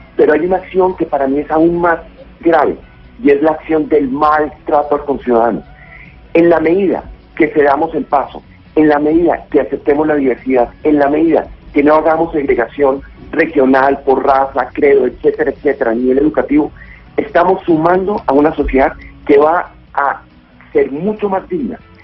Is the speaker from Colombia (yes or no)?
yes; Colombia; como colombiano